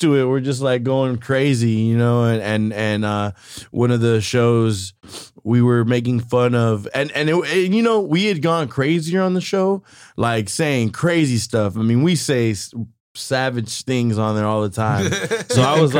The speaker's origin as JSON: {"language": "English", "town": "Watsonville", "region": "California", "country": "United States", "moved": "yes", "lives_now": "Salinas, United States", "said": "I'm from Watsonville originally, but I moved to Salinas for the opportunities"}